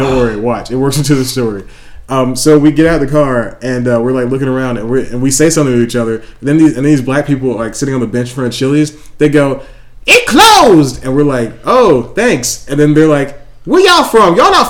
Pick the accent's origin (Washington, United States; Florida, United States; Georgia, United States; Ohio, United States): Georgia, United States; Atlanta; I'm from Atlanta.